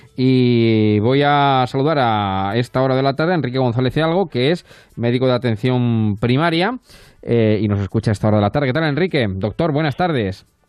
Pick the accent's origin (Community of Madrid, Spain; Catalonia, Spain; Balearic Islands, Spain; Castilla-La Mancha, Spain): Castilla-La Mancha, Spain; somos los dos manchegos y nos entendemos con ese tipo de expresiones